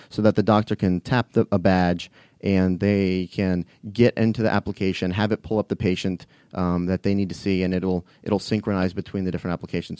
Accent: Fairfax County, Virginia, United States; moved away as an adult; also born or lived in Washington, D.C.; now in Atlanta, United States; I grew up in Fairfax County. So, um, you know, lived there, uh, uh, for about eighteen years until I mo-, moved to Atlanta.

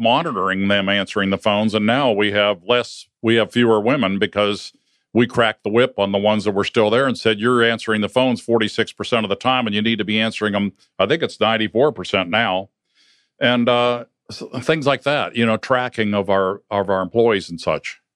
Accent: Northern Ohio, United States; Well, I grew up in Ohio, Northern Ohio

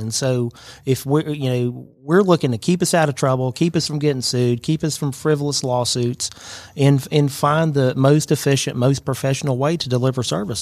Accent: Chatsworth, Georgia, United States; moved away as an adult; now in Rome, United States; I grew up in Chatsworth, so my family's north of here, Chatsworth and Dalton.

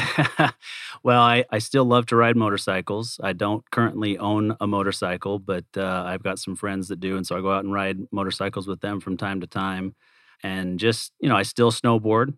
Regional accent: Provo, Utah, United States; I was born and raised in Provo, Utah

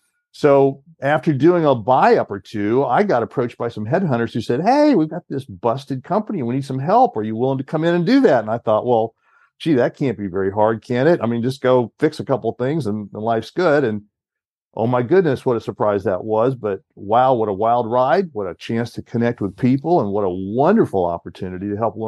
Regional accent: Southeast, United States; I grew up in the Southeast. My parents are Georgia farmers, North and South Georgia.

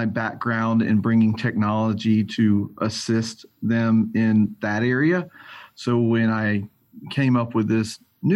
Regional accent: Atlanta, Georgia, United States; I'm born and bred in Atlanta, Georgia, one of the few guys left in town that was raised here

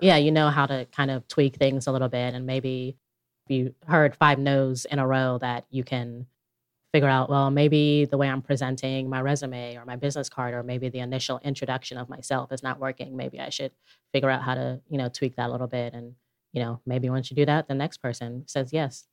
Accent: Chattanooga, Tennessee, United States; born or raised there; also born or lived in Bronx, New York

